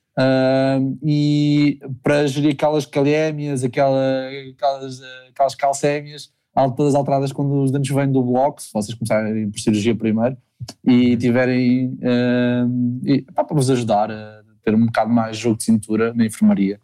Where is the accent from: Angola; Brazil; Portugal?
Portugal; Lisbon; moved away; also born or lived in Faro, Algarve; eu sou de Lisboa